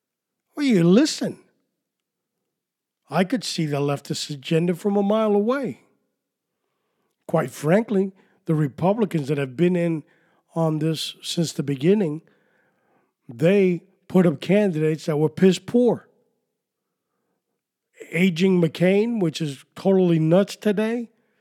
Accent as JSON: {"language": "English", "town": "New York City", "region": "New York", "country": "United States", "tie": "born or raised there", "accent": "New York", "said": "When I was growing up in New York City"}